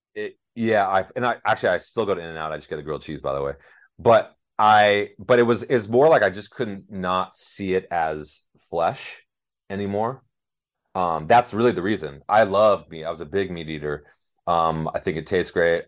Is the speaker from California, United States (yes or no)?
yes; Los Angeles, California, United States; born or raised there